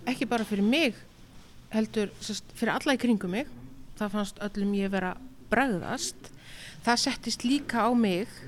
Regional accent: Northwestern Region, Iceland; now in Reykjavík, Iceland; Herðu, ég er skagfyrðingur, ég er fætt og alveg upp í skagafyrði.

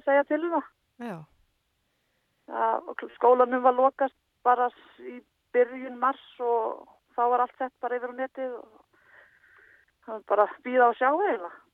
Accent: Jökulsárhlíð, Eastern Region, Iceland; ég er upp alveg í Jökulsálliðinni

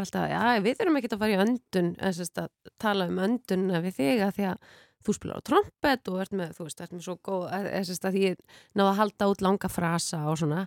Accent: Mosfellsbær, Capital Region, Iceland; Ég er úr um Mósilsbænum, en reyndar Mósilsveitinni

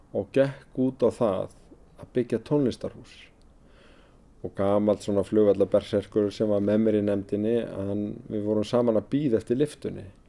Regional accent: Reykjavík, Capital Region, Iceland; ég sem gamal árbæingur, ég er alin upp í blokkonum við Römbæin

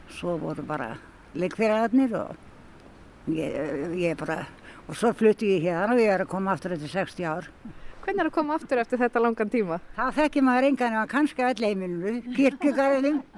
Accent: Hveragerði, Southern Region, Iceland; Ég ólst upp hérna á Sveitabæ, rétt fyrir inn í hverjargeði og hérna ég tekti flest alla sem byggur hérna í þessari götu.

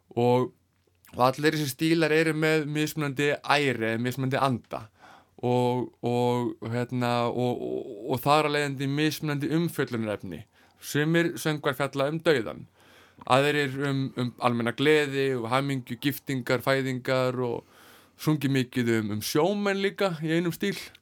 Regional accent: Iceland; heimabæ mínum, Kvanneri

